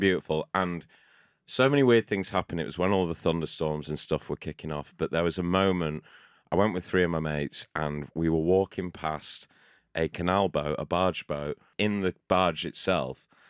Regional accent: Shrewsbury, West Midlands, United Kingdom; I grew up in Shrewsbury, which is not too far from Wales.

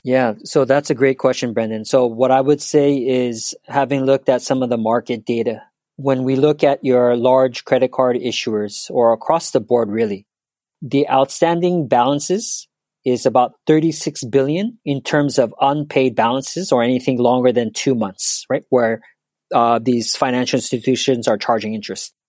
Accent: Los Angeles, California, United States; moved away as an adult; also born or lived in New York; now in Tokyo, Japan; I'm originally from Los Angeles

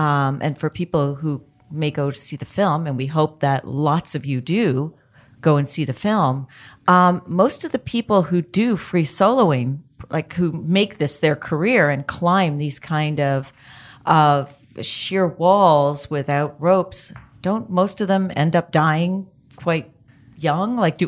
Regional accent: Canada; I'm Canadian.

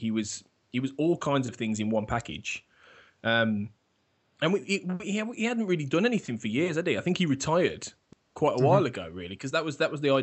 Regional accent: Birmingham, West Midlands, United Kingdom; my hometown as we speak, actually Birmingham

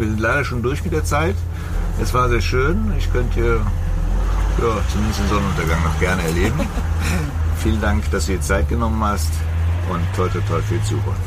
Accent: Germany; bei uns in Deutschland

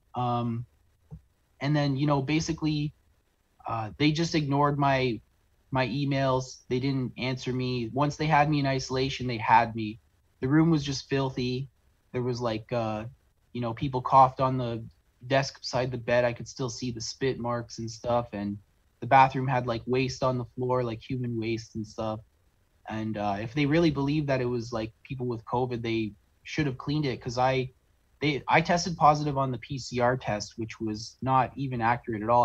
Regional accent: St. Catharines, Ontario, Canada; I'm from uh, South on, Southern Ontario in a town called St. Catharines, Ontario

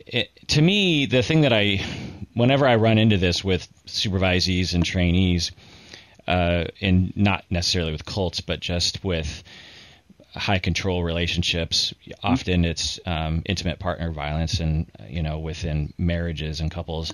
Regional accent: United States; also born or lived in Seattle; as an American

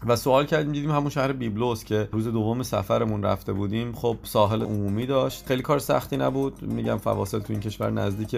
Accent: Iran; ما از ایران اومدیم

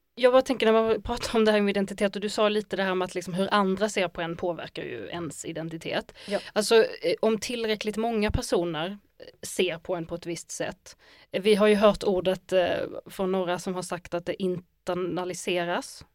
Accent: Skåne, Sweden; jag är ju också skånsk och massa saker, men jag är också arab

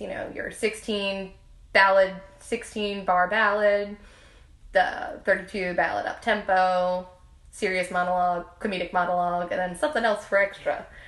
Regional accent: New Orleans, Louisiana, United States; I was born and raised here in New Orleans

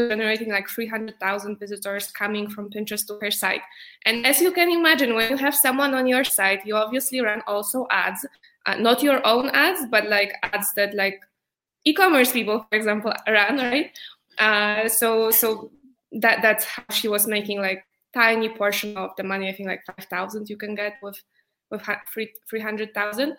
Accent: Poland; moved away as an adult; also born or lived in New York; I'm from Poland, and four years ago, I moved to New York

